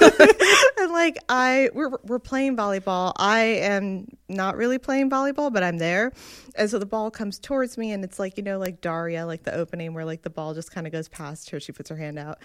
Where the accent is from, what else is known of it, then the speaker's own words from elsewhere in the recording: New Jersey, United States; I grew up in North Jersey